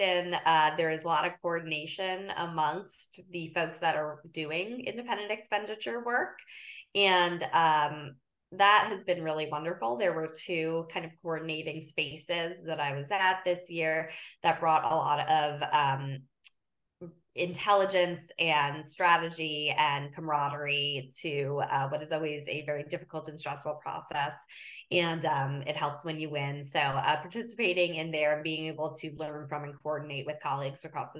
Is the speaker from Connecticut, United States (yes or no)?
no; Philadelphia, Pennsylvania, United States; And I say that as a Philadelphian and as someone who cares about fighting climate change.